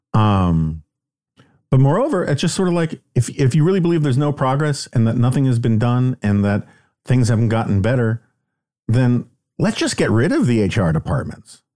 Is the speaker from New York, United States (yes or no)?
yes; New York City, New York, United States; growing up in New York City